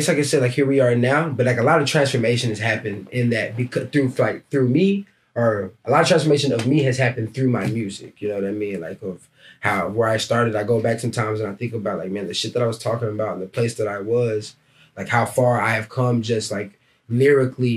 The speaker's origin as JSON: {"language": "English", "town": "Dallas", "region": "Texas", "country": "United States", "moved": "as an adult", "lives_now": "Portland, United States", "said": "I'm from Dallas, Texas."}